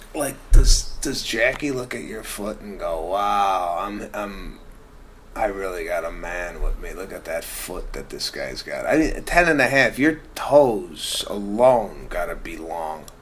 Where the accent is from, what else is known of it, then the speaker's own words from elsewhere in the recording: Chicago, Illinois, United States; moved away; growing up in Chicago